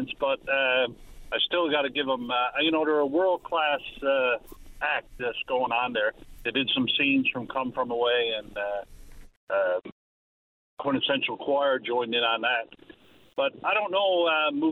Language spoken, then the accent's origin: English; Newfoundland and Labrador, Canada; We're from Central, from North Aaron